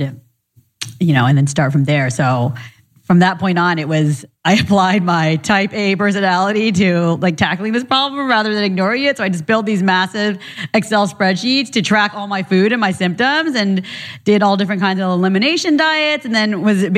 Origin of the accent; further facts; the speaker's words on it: Orange County, California, United States; also born or lived in Orlando, Florida; I was born in Florida, but grew up in Orange County in Little Saigon, not too far from here